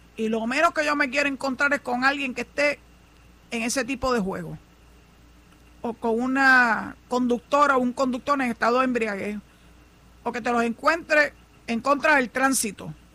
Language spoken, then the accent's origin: Spanish; San Juan, Puerto Rico; yo soy nacida y criada en San Juan